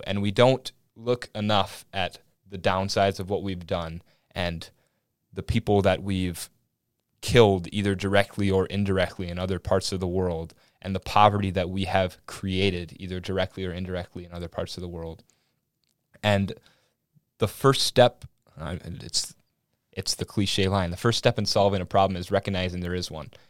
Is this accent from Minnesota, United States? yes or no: yes; Willmar, Minnesota, United States; accent: Minnesotan; I'm from Wilmer, Minnesota, small town